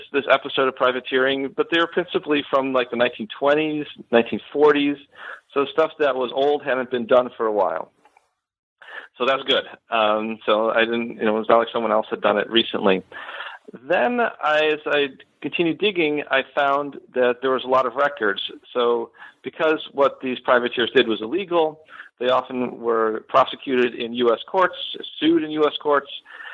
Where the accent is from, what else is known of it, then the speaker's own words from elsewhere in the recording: Buffalo, New York, United States; moved away as an adult; now in Florida, United States; So I am originally from Western New York. I grew up in the Buffalo area, and I moved down to Florida in 2010 after finishing my PhD at the University of Buffalo